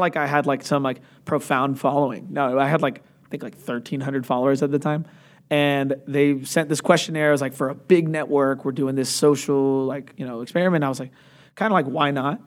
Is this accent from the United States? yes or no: yes; Atlanta, Georgia, United States; also born or lived in Chicago; moved down when I was really young, uh, to Atlanta and have been there ever since